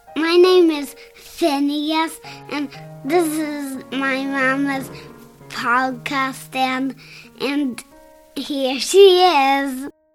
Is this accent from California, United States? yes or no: yes; California, United States; moved away as an adult; also born or lived in Hong Kong; now in Prague, Czech Republic; I'm from the U.S. I'm from California